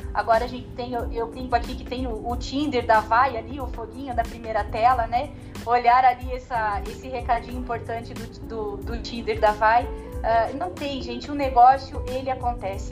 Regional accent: Paraná, Brazil; accent: Paranaense; Eu sou aqui uma paranaense super raiz, né? Com um sotaque que não tem como disfarçar

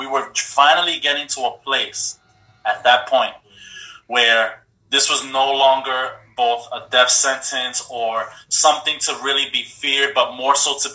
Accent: New York, United States; we're from New York

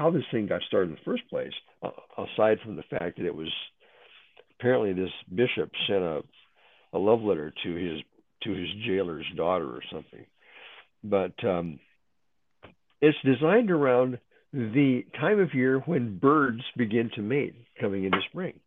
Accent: Seattle, Washington, United States; I'm from Seattle

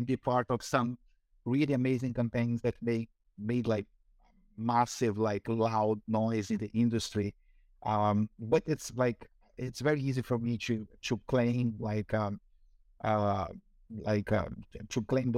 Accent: Brazil; English is a second language; moved away; also born or lived in Rio de Janeiro / Amazon / Bahia / Campinas; I have this funny accent because I was born in Brazil. I was born in Rio de Janeiro, which is the southeast part of Brazil.

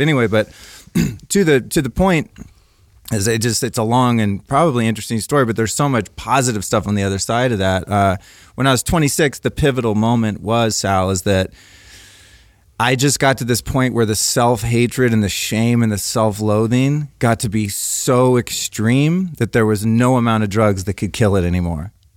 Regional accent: Northern California, United States; I grew up in Northern California in the seventies

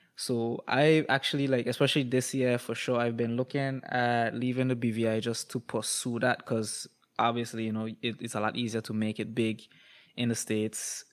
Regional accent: Toronto, Ontario, Canada; I was born in Toronto, Canada

